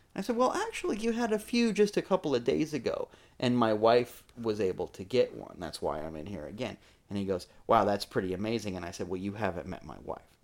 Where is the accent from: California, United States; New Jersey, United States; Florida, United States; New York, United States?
Florida, United States; growing up in Florida